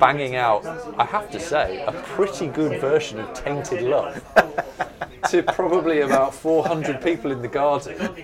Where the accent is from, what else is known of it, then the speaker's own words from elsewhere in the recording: Burgess Hill, South East England, United Kingdom; also born or lived in Newcastle upon Tyne; now in London, United Kingdom; I moved from Newcastle when I was very young. So, my actual experience of pubs, first of all, was as a teenager in Burgess Hill, which is just outside of Brighton.